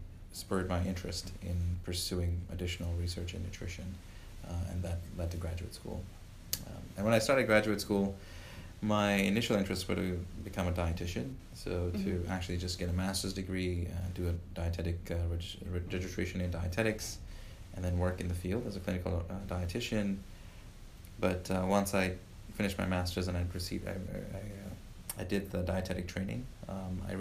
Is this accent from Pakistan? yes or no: no; Uganda; moved away as an adult; also born or lived in Louisiana, United States; now in Illinois, United States; Before that, I lived in Africa. I grew up in Uganda all the way through high school